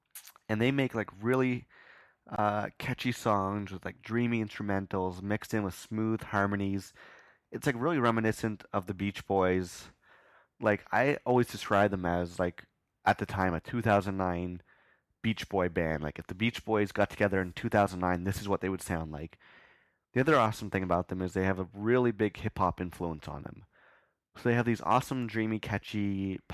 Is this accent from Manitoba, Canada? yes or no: no; Ottawa, Ontario, Canada; moved away; I was from Ottawa